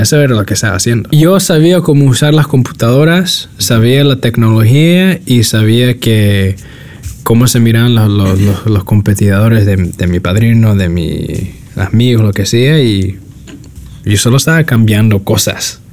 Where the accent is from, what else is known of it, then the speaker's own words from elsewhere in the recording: New York City, New York, United States; now in Redwood City, United States; nací, nací en el sur del Bronx y me crecí en Nueva York